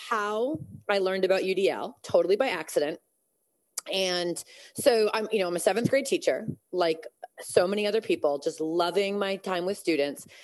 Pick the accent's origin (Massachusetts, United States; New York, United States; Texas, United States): Massachusetts, United States; also born or lived in California; I'm actually from Massachusetts